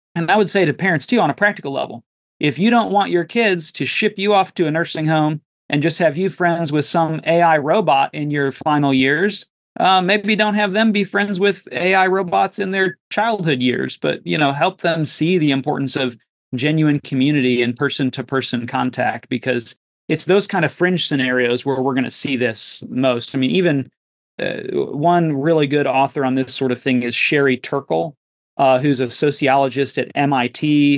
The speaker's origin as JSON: {"language": "English", "country": "United States", "said": "as American Christians"}